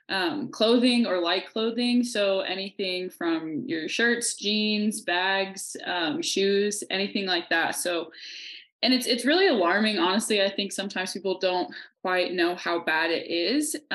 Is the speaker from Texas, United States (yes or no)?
no; Kansas, United States; moved away as an adult; now in Montana, United States; I'm originally from Kansas, but I've been living out in Montana for the past two years.